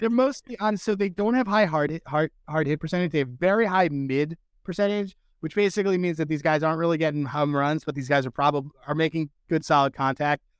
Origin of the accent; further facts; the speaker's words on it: Philadelphia, Pennsylvania, United States; now in Boston, United States; I'm from Philadelphia, by the way. We just live in Boston